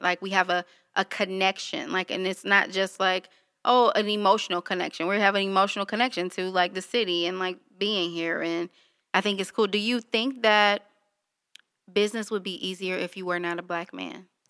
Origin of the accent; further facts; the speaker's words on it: Detroit, Michigan, United States; I was born and raised in Detroit on the east side